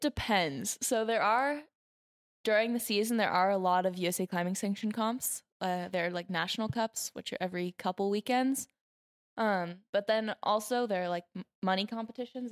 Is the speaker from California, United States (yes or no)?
yes; Ventura, California, United States; from Ventura, California